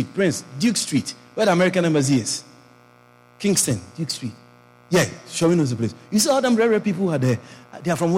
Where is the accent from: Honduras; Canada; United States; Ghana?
Ghana